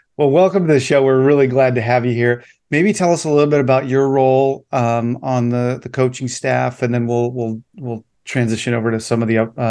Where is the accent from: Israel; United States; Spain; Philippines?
United States; Anchorage, Alaska; now in Naples, United States; I grew up in Anchorage or Eagle River, went to Chugiak High School, but I now live in Naples, Florida.